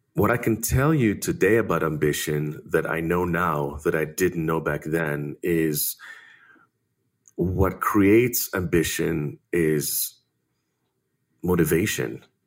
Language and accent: English; Israel; growing up in Israel